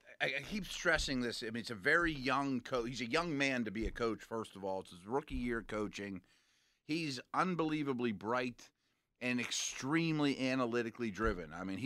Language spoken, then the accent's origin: English; Dayton, Ohio, United States; born there; How about that? I was born in Dayton.